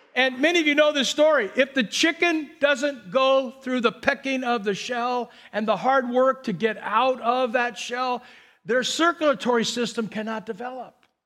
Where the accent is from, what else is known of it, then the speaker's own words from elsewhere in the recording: Burbank, California, United States; I grew up in Burbank